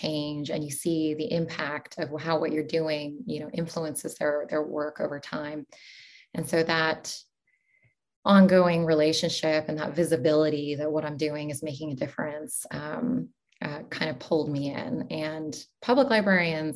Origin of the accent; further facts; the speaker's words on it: Portland, Oregon, United States; moved away as an adult; also born or lived in United Arab Emirates / Doha, Qatar / Pittsburgh; now in Eugene, United States; I was born and raised in Portland, Oregon.